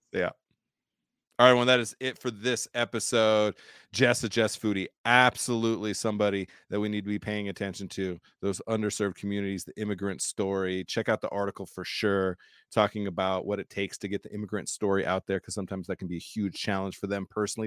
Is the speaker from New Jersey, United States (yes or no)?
no; Southern California, United States; growing up in Southern California